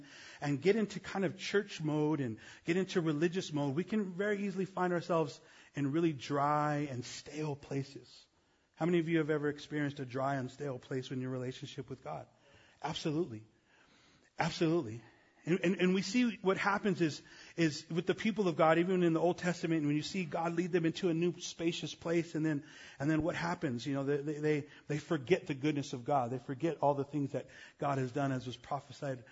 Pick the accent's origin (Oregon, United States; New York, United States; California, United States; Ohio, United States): California, United States; Los Angeles; I'm from East L.A.